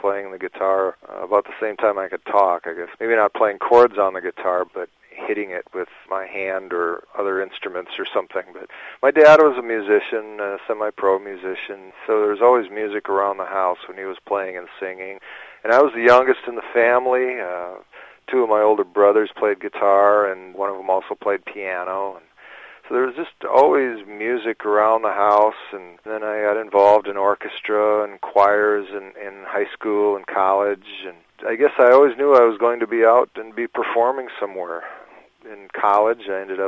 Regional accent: Minnesota, United States; growing up in Minnesota

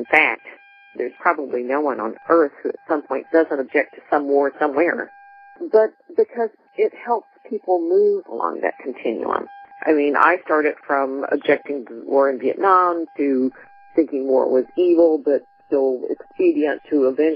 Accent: Texas, United States; I was from Texas, too

